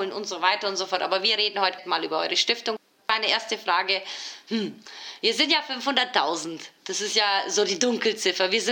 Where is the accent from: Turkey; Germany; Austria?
Turkey; now in Switzerland; Weil ganz ehrlich, ich bin Türkin. Ich schaue immer gleich halt, wo in der Türkei könnte ich mein Geld dieses Jahr loswerden.